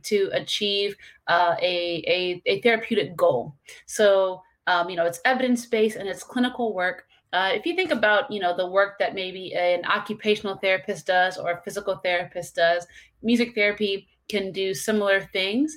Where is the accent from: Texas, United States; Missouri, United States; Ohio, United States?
Missouri, United States; St. Louis; moved away as an adult; now in Palm Beach County, Florida, United States; Originally, I'm from St. Louis, and now I'm in Palm Beach County, Florida